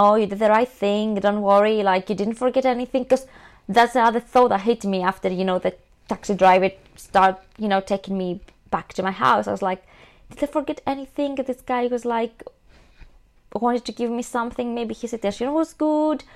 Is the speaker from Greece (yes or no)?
yes; Greece; now in London, United Kingdom; I'm from Greece, I do understand Greek.